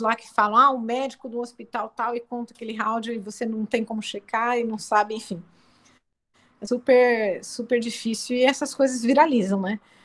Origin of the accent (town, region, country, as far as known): Brazil